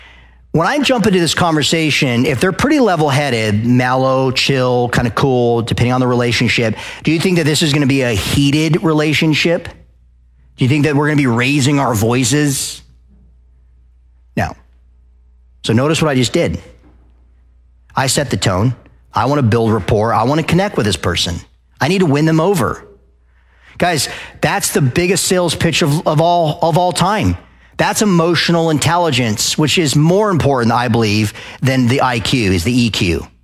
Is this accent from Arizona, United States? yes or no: yes; Arizona, United States; I moved to the South and everyone's like, "Oh, the Southern people, …." Oh, because I came from Arizona.